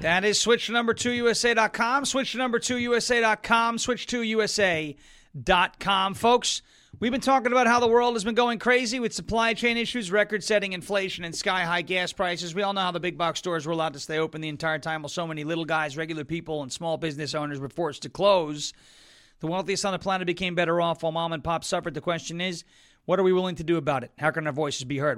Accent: New York, United States; now in Tennessee, United States; I'm from New York

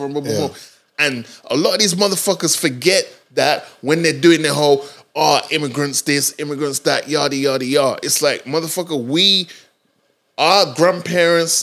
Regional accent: Dominica; moved away; My teenage years, I spent in Dominica.

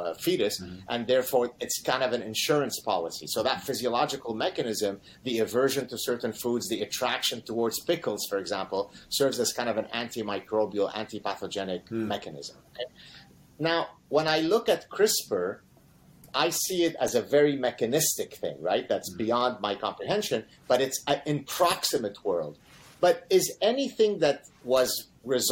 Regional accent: Lebanon; I'm from Lebanon, so olive oil is pretty much like water for us

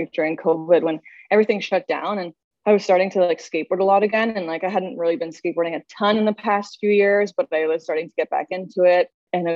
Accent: Saskatoon, Saskatchewan, Canada; moved away as an adult; now in Toronto, Canada; I'm from Saskatchewan, Saskatoon.

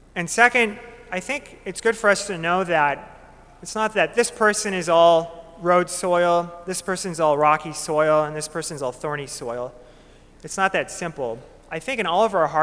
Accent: Minot, North Dakota, United States; moved away as an adult; now in Bismarck, United States; I'm from Minot, North Dakota

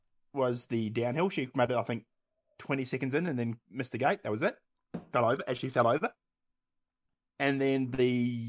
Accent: Australia; We are Australian. It comes with the territory.

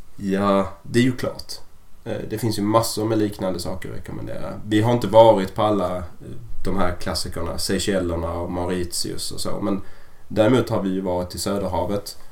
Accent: Sweden; vi är ju svenskar

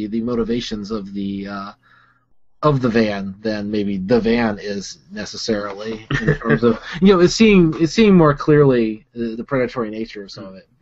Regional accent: Huntsville, Alabama, United States; I grew up in Alabama

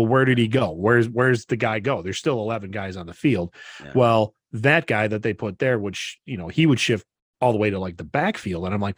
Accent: Brodhead, Wisconsin, United States; So we ended up losing, which was the first game my hometown Broadhead had lost in like, I want to say like 6 years.

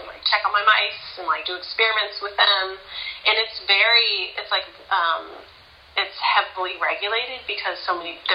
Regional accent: Pasadena, California, United States; also born or lived in Santa Cruz, California / San Francisco, California; I was born and raised in Pasadena, California.

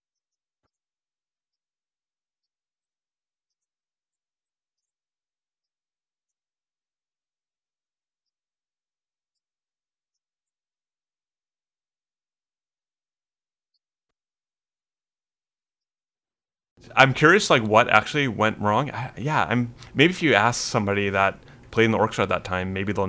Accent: West Coast, United States; I'm from the West Coast

